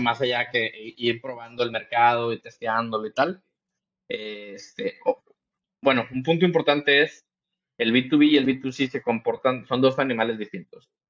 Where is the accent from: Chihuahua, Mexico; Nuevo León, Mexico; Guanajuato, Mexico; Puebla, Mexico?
Nuevo León, Mexico; Monterrey; yo soy de Monterrey, Nuevo León, en México